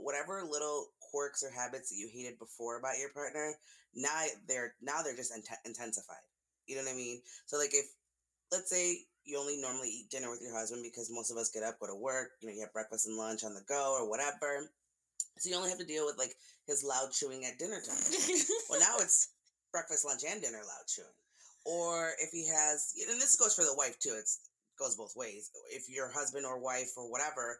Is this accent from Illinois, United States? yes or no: yes; Chicago, Illinois, United States; I'm from Chicago